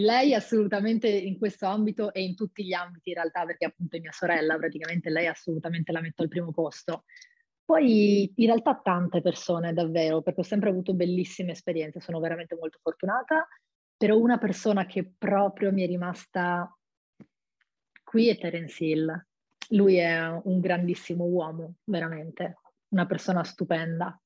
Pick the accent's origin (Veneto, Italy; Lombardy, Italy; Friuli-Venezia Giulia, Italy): Friuli-Venezia Giulia, Italy; Monfalcone; moved away as an adult; now in Rome, Italy; sono di Monfalcone, ho 25